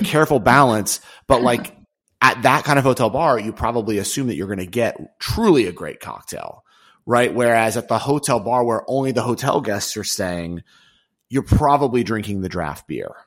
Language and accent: English; New York, United States; I'm a New Yorker